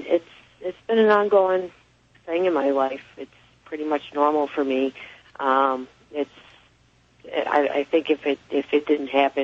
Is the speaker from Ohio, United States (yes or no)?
yes; Athens, Ohio, United States; moved away; also born or lived in Bridgewater, Massachusetts / Lakeville, Massachusetts; When I grew up in Ohio, I lived a lot of part of my life in Ohio, Athens, Ohio